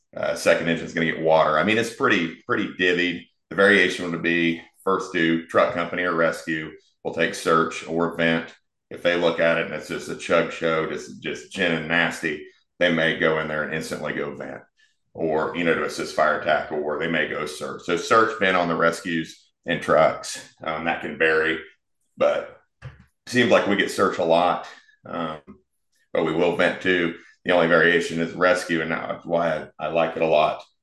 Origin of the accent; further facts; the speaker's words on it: Wichita, Kansas, United States; moved away as an adult; also born or lived in Florida; born and raised in Wichita, so wanted to eventually come back